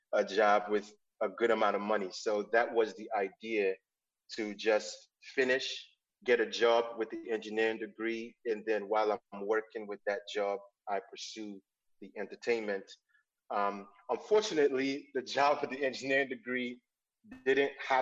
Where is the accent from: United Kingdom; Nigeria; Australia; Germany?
Nigeria; also born or lived in Florida / Atlanta; now in United States; I am born and raised in Nigeria, moved to the U.S.